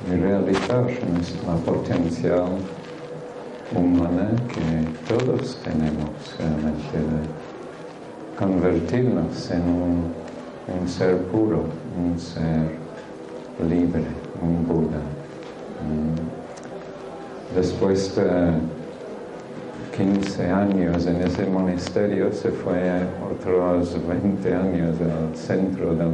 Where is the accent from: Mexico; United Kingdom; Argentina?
United Kingdom; England; Spanish is a second language; moved away; Entonces yo soy un guiri, Hablo un poquito raro pero sí, aunque parezco marciano, soy humano, ¿vale? Vengo, vengo de este mundo y nací en Inglaterra hace unos cuantos años ya.